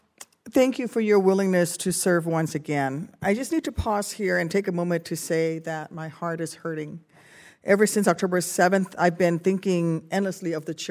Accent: Illinois, United States; many have ties to my home state of Illinois

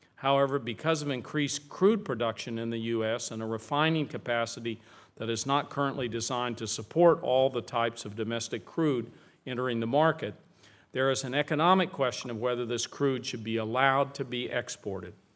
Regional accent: New Mexico, United States; my home state of New Mexico

